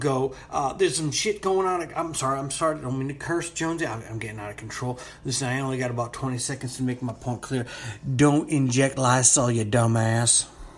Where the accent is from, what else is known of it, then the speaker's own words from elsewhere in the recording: Florida, United States; I am a Floridian